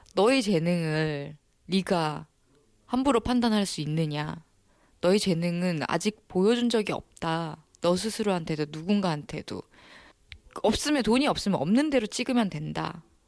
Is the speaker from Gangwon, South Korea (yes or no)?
no; Ulsan, South Korea; now in Seoul, South Korea; 제 울산에 조그마한 중학교 1회 졸업생이거든요.